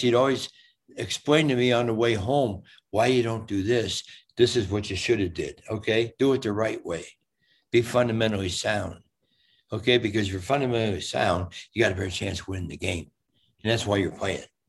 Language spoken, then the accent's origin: English; Cincinnati, Ohio, United States; moved away; also born or lived in Fort Lauderdale, Florida; i'm from cincinnati ohio